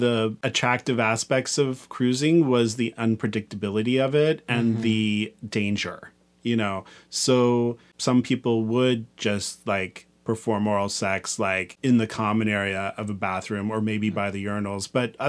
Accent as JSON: {"language": "English", "region": "Kansas", "country": "United States", "tie": "born or raised there", "said": "I cruised a lot where I grew up in Kansas."}